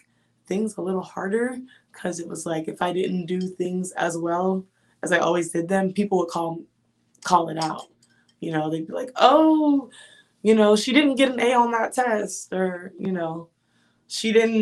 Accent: Southern Louisiana, United States; moved away as an adult; also born or lived in Connecticut; I grew up in Louisiana, Southern Louisiana

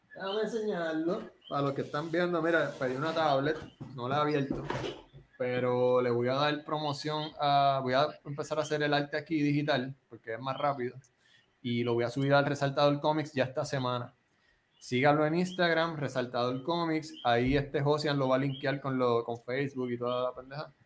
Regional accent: Puerto Rico

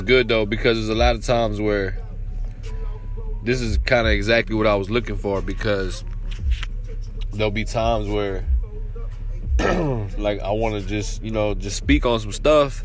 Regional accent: Waco, Texas, United States; I'm from Waco, Texas.

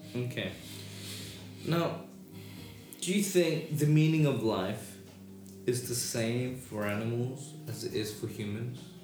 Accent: United Kingdom; accent: British; my British accent

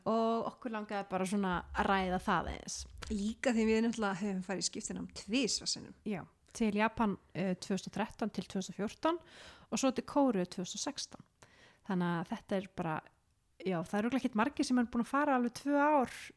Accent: Iceland; ég er frá Íslandi ég er háskóla lemi

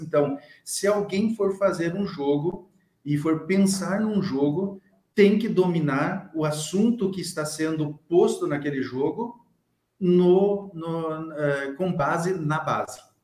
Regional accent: Rio Grande do Sul, Brazil; eu sou do Rio Grande do Sul

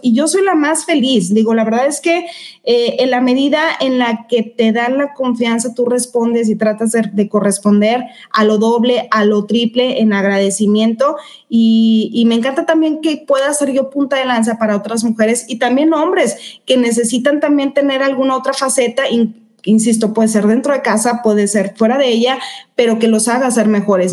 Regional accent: Mexico; soy mexicana

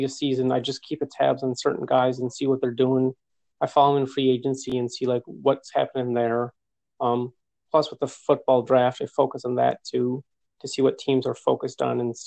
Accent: Kenmore, New York, United States; I'm from Kenmore, so North Buffalo. Grew up here.

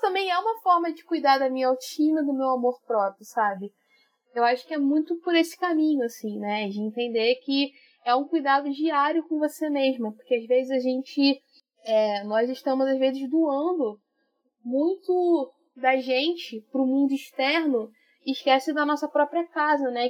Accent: Rio de Janeiro, Brazil; Sou do Rio de Janeiro, na zona norte do Rio, suburbana

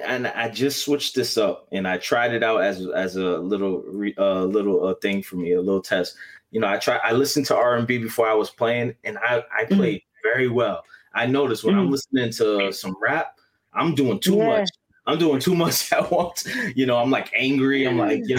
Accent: Massachusetts, United States; because I'm from Massachusetts

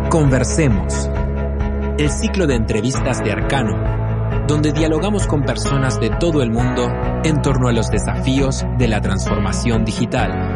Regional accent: Uruguay; now in Chile; yo vivo en Chile, soy uruguayo, pero radicado en Chile

